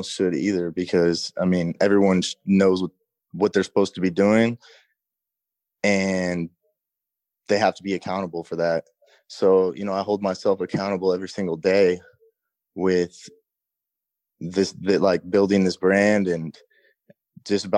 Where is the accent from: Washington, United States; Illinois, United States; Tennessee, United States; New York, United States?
Washington, United States; Seattle; also born or lived in Los Angeles, California; I'm from Seattle